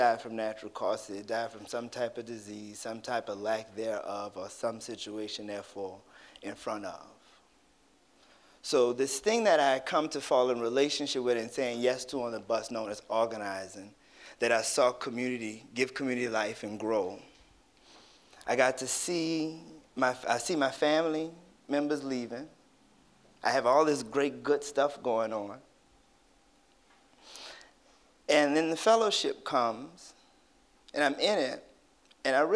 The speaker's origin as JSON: {"language": "English", "town": "New Orleans", "region": "Louisiana", "country": "United States", "said": "a black boy from the Ninth Ward"}